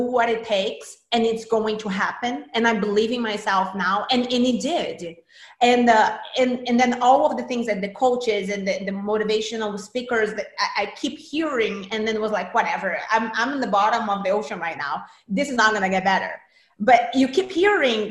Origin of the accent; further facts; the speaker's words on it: Brazil; moved away; I'm from Brazil originally. And in Brazil, I started working as an actress. I was a pretty big child actress in Brazil at 8